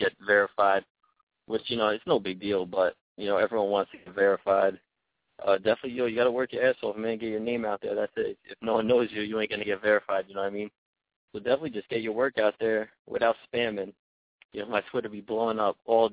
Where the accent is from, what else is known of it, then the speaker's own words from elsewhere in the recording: Yonkers, New York, United States; I'm from Yonkers, New York, 914